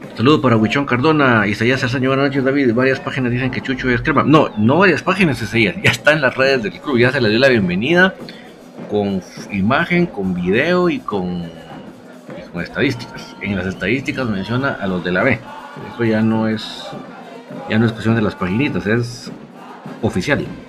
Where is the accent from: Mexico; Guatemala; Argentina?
Guatemala; Somos, orgullosamente guatemaltecos